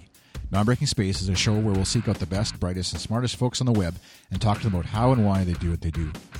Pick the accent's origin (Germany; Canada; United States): Canada; from Canada, web designer, podcaster.